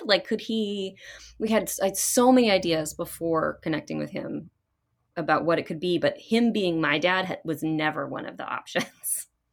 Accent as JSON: {"language": "English", "town": "Fairfax", "region": "Virginia", "country": "United States", "tie": "born or raised there", "said": "I was actually born in Virginia, outside of Washington, D C, um, Fairfax Hospital"}